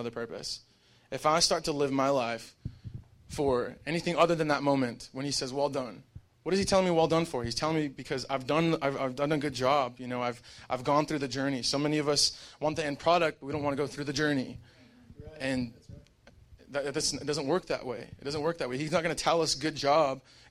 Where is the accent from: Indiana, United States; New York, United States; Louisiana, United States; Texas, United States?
Texas, United States; El Paso; I'm from El Paso